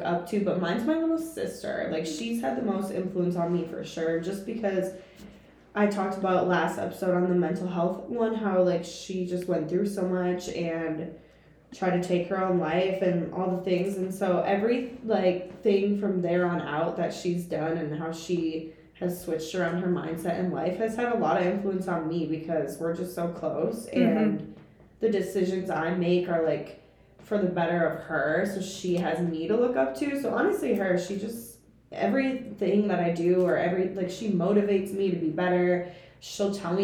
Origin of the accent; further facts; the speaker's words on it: St. Michael, Minnesota, United States; I'm from St. Michael, Minnesota.